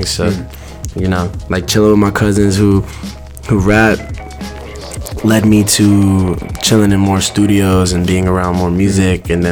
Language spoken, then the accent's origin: English; New York City, New York, United States; I, I, moved around a lot growing up, okay. but mainly like in the Bronx.